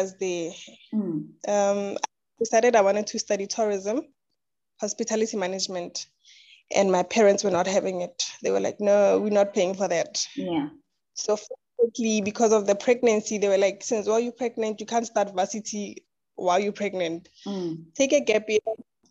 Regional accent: Rustenburg, North West, South Africa; also born or lived in Ga-Rankuwa; I was born in Rustenburg. I grew up there.

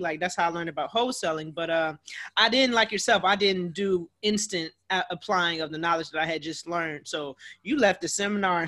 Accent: Cleveland, Ohio, United States; now in Washington, DC, United States; So I'm originally from Cleveland, Ohio, but I now reside in DC.

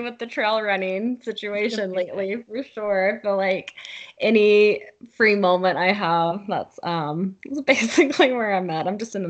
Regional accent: Alabama, United States; moved away; also born or lived in California / Utah; I actually am from Alabama. That's where I grew up.

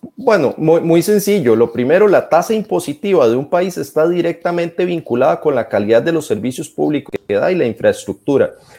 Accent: Turrialba, Cartago, Costa Rica; las calles de Turrialba, de donde soy yo

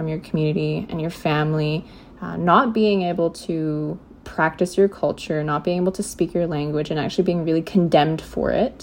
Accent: Vancouver, British Columbia, Canada; I was born in Vancouver. I was born to two Indigenous young people who had actually come from the prairies

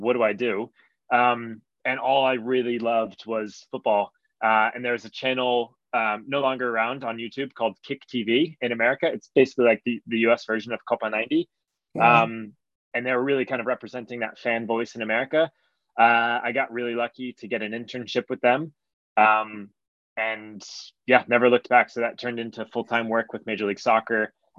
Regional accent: United States; And when I grew up in the States, so I'm 33 now. I was born in 1989.

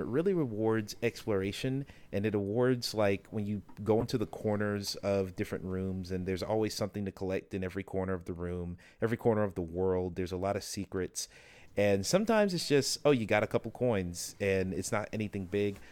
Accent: the South, United States; growing up in the South

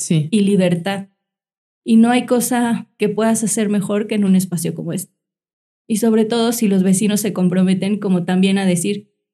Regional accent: Mexico City, Mexico; nosotros venimos de la Ciudad de México y buscamos espacios que donde fueran colonias seguras, cerca de parques

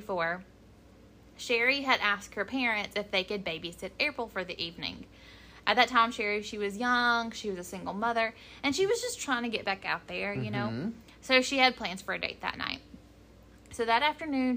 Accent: Ashe County, North Carolina, United States; my hometown

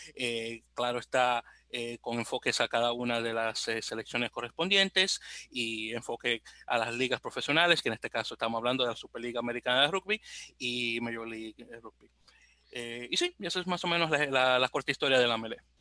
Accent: Santo Domingo, Dominican Republic; now in New York, United States; aunque vivo en la bella ciudad de Nueva York, soy originario de Santo Domingo de Guzmán, República Dominicana

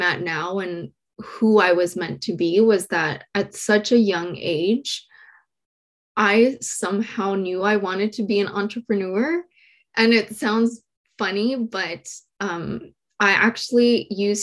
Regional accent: San Diego, California, United States; born or raised there; also born or lived in Mexico

